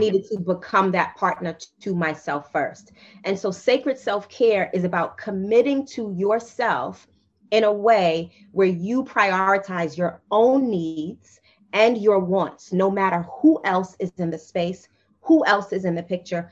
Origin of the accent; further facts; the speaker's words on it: New York City, New York, United States; I am a Black girl from Queens who grew up in the crack era, 80s and 90s